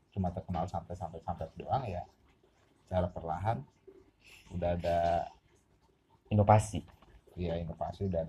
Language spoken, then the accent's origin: Indonesian; Banyuwangi, East Java, Indonesia; kayak kampung gua Banyuwangi dulu Banyuwangi itu cuma terkenalnya goib doang udah santet santet santet santet santet